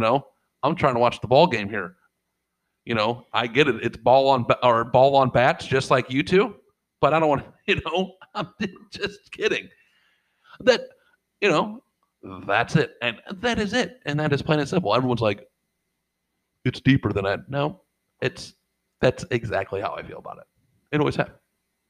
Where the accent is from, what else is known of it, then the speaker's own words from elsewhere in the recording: St. Louis, Missouri, United States; we're from St. Louis.